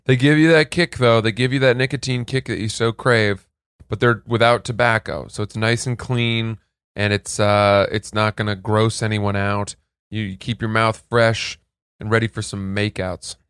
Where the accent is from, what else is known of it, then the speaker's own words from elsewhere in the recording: New England, United States; I'm from New England